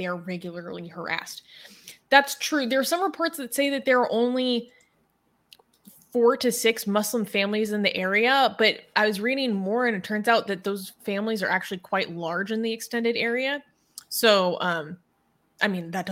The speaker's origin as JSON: {"language": "English", "country": "United States", "said": "me saying that as an American white person"}